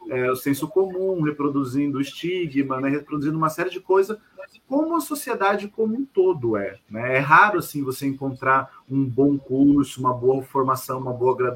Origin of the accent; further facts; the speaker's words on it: Diadema, São Paulo, Brazil; also born or lived in Vila Mariana; Eu nasci na Vila Mariana, mas eu morei 38 anos em Diadema. Eu sou um quase diademense.